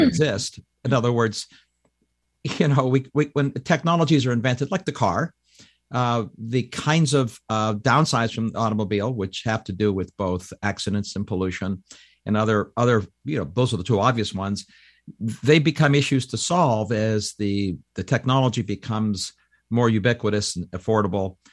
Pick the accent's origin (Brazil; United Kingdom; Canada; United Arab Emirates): Canada; now in United States; I'm a Canadian that became an American